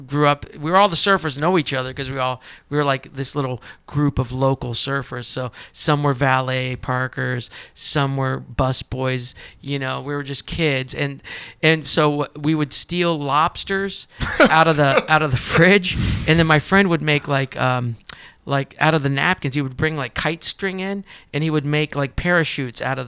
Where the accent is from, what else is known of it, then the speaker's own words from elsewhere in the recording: Fort Lauderdale, Florida, United States; also born or lived in Middletown, Ohio / Delray Beach, Florida; I grew up in Fort Lauderdale until I was 10 years old.